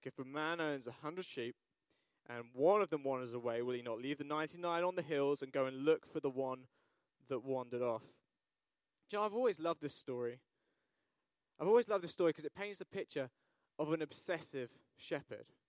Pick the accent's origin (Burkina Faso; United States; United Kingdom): United Kingdom; we're British